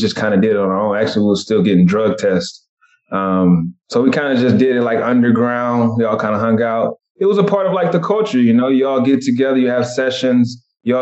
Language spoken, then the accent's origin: English; Cartersville, Georgia, United States; moved away as an adult; also born or lived in Atlanta, Georgia; now in Seattle, United States; I'm originally from Atlanta, Georgia, Cartersville, Georgia, to be exact. I just went to college in Atlanta, moved out to Seattle from there.